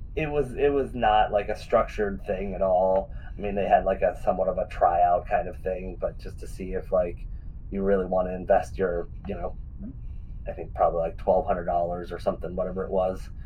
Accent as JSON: {"language": "English", "region": "Western Pennsylvania", "country": "United States", "tie": "born or raised there", "said": "where I grew up in Western Pennsylvania"}